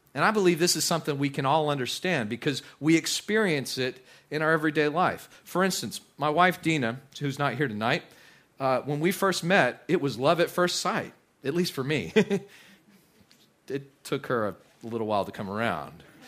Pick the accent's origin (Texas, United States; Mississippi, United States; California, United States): Texas, United States; West; moved away; also born or lived in Midland, Texas / South Louisiana; I, I grew up in West Texas.